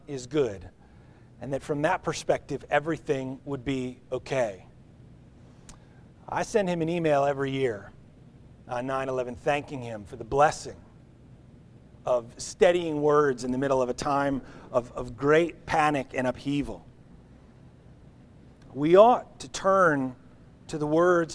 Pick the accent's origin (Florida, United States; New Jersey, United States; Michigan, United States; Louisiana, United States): New Jersey, United States; We grew up in New Jersey. We grew up 9 or 10 airline miles from New York City.